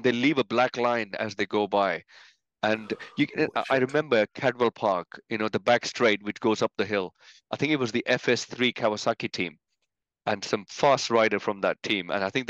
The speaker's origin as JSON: {"language": "English", "country": "India", "tie": "born or raised there", "said": "You know, I think certain Indian people can make out from my accent, but certain English people or British people or Scottish people probably can't. But I was born in India"}